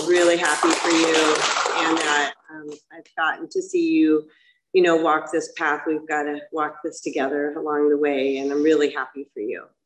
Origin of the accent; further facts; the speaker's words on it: Los Alamitos, California, United States; also born or lived in Laguna Hills, California; I grew up in Los Alamitos